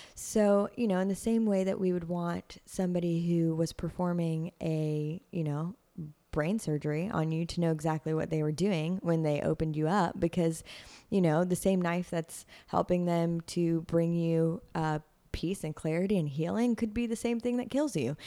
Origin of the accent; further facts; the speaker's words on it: Nashville, Tennessee, United States; I'm like third generation Nashvilleian.